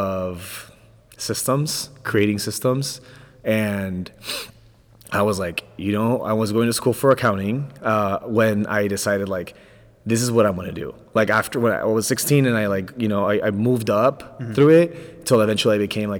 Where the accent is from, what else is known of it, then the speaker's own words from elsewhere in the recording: Orange County, California, United States; also born or lived in Los Angeles, California; I was born in LA, but I grew up my entire life in Orange County